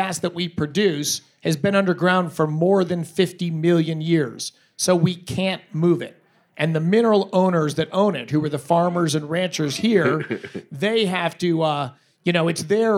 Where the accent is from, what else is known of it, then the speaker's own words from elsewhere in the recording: Colorado, United States; I'm a Coloradan, not a Texan. So I live in this state. I grew up in this state.